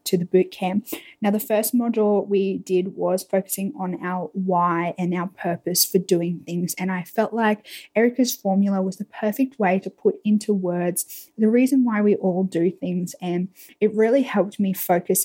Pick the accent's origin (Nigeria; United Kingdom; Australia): Australia; being a Australian YouTuber